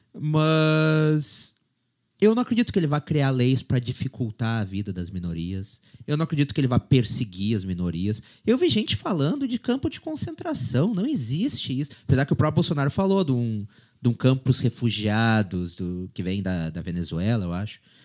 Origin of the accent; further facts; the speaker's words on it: Brazil; Eu, como brasileiro